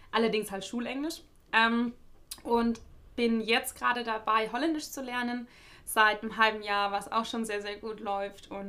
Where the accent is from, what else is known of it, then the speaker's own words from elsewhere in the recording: Germany; first language German; ich äh, bin in Deutschland aufgewachsen, also meine Muttersprache ist Deutsch.